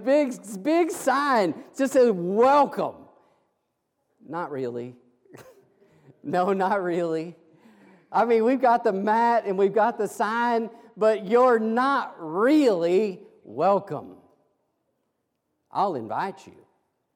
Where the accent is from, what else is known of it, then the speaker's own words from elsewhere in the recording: Kansas, United States; moved away; I'm an old farm boy from Kansas, and I grew up down the road from my grandparents